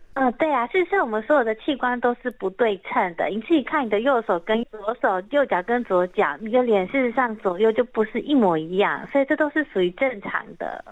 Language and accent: Chinese; Taiwan; 我们台湾人